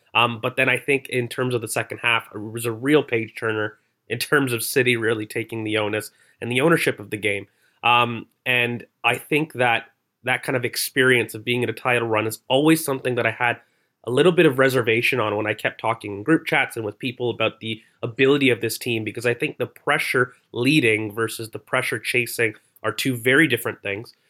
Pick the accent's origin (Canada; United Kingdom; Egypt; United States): Canada; accent: Canadian; I'm Canadian